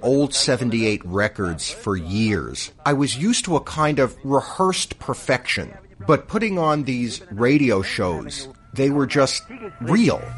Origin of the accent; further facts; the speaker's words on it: New York City, New York, United States; I grew up in Brooklyn in the late 50s and early 60s